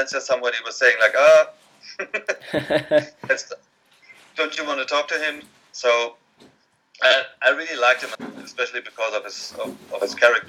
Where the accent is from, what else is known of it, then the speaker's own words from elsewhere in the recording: Frankfurt, Hesse, Germany; which is the club of my hometown where I was born, Frankfurt.